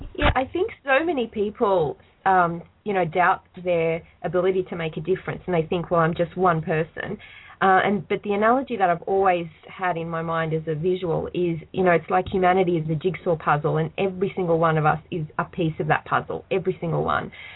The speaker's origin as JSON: {"language": "English", "country": "Australia", "said": "I'm Australian"}